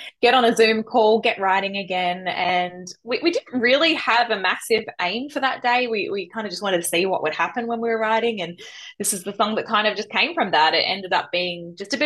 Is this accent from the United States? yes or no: no; Melbourne, Victoria, Australia; moved away; also born or lived in Central Coast, New South Wales; I grew up in Melbourne